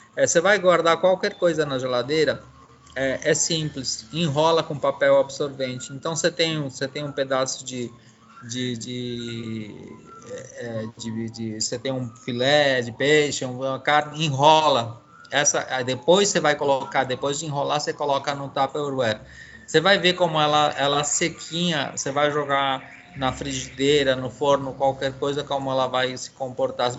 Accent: São Paulo, Brazil; also born or lived in Bolivia; eu sou um imigrante boliviano criado em São Paulo, no Brasil

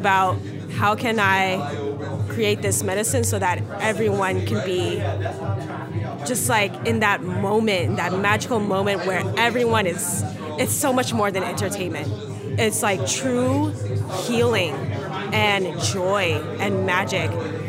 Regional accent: San Jose, California, United States; now in Oakland, United States; I grew up in San Jose, but I now live in Oakland.

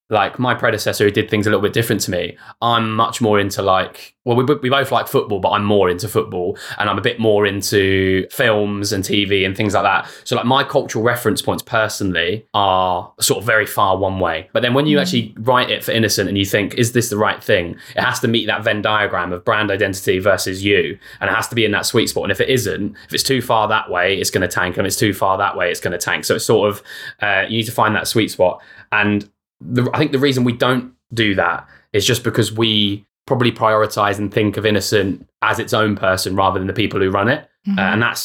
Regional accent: United Kingdom; We're not like social snarky. We're British passive aggressive.

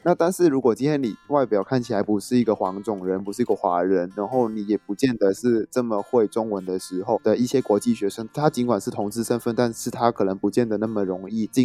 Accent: Macau; moved away as an adult; also born or lived in Taiwan; now in Taipei, Taiwan; 澳门地很小，所以我们生活圈本来就很紧密

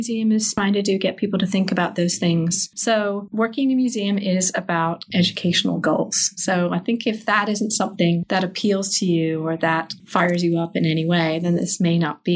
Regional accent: England, United Kingdom; moved away as an adult; now in United States; I grew up in England

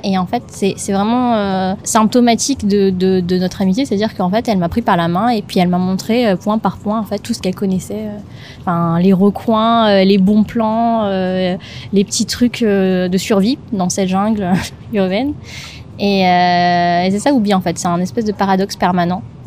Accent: Madagascar; moved away as an adult; now in France; je suis née à Madagascar et euh, je suis venue euh, en France, ça fait 12 ans maintenant

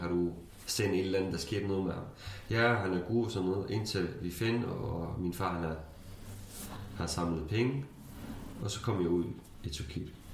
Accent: Syria; Danish is a second language; moved away as an adult; now in Denmark; jeg kurder fra Syrien

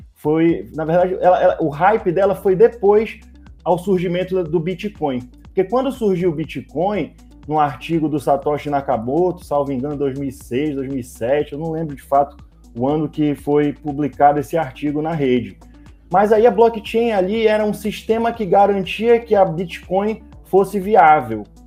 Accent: Manaus, Amazonas, Brazil; eu sou, eu sou aqui de Manaus

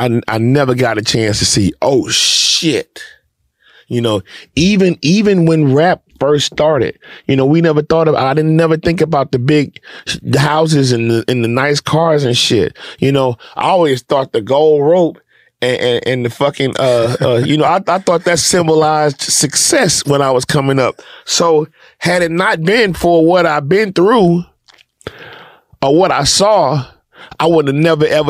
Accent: Houston, Texas, United States; when we moved from South Acres over on Stella Link

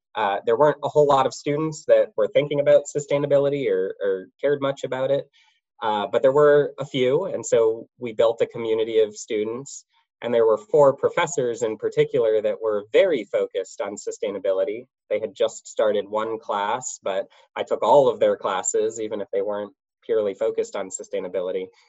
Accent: United States; I grew up outside of the DC area

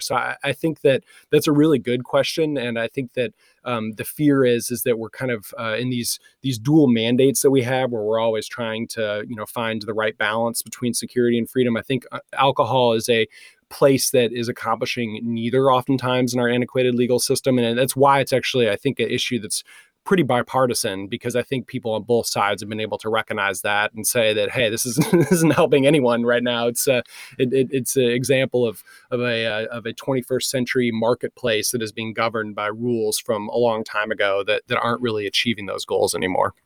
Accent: Michigan, United States; moved away; I was raised in Michigan

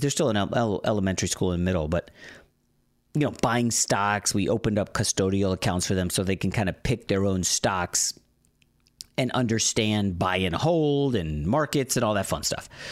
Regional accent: Northern Virginia, United States; now in Los Angeles, United States; I grew up in Northern Virginia

